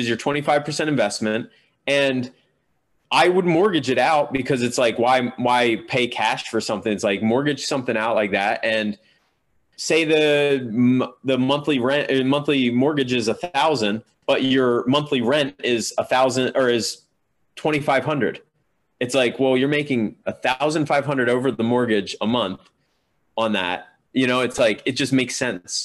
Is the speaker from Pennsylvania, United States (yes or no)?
yes; Pennsylvania, United States; moved away as an adult; now in New York, United States; Pennsylvania where I grew up